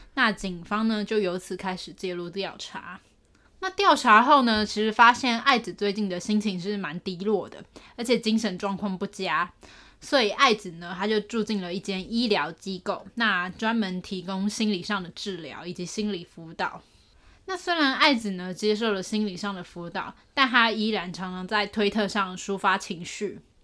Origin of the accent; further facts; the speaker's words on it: Taipei, Taiwan; 我老家都在台北